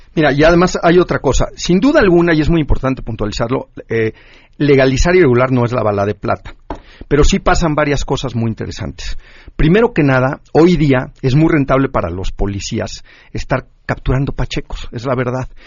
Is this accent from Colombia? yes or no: no; Mexico; vernos como mexicanos